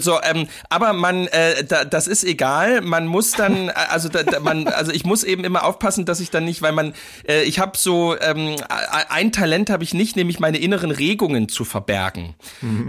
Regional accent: East Germany, Germany; bei uns in Ostdeutschland

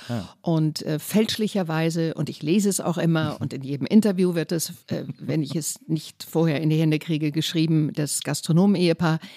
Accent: North Rhine-Westphalia, Germany; Ich komme aus dem Kölner Raum, deswegen ah. habe ich mich ganz

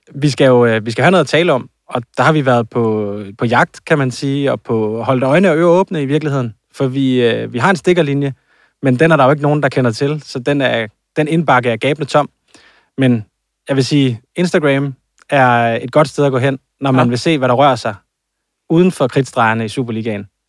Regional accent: Jutland, Denmark; jeg er fra Jylland, og jeg siger en dynevest

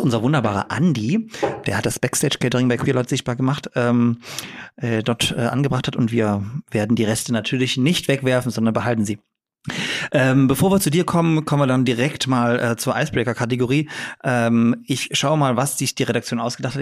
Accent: Dresden, Saxony, Germany; ich bin in Dresden geboren

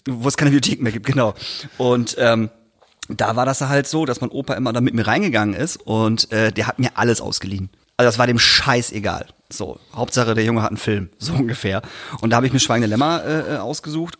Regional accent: Emden area, Lower Saxony, Germany; wo ich herkomme, äh, Tubo-Jugend Emden

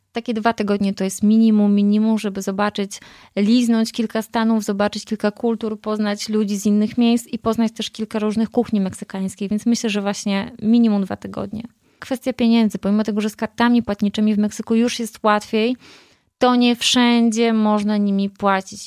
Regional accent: Poland; moved away as an adult; now in Mexico; Ja tak naprawdę wyjechałam z Polski

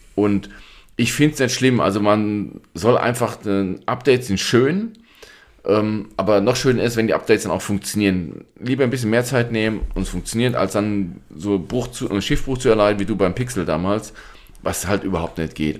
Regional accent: Germany; bei uns in Deutschland

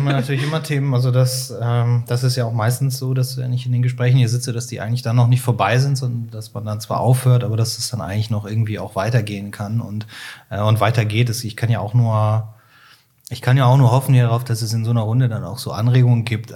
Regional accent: Cologne, North Rhine-Westphalia, Germany; formal ich bin Kölner

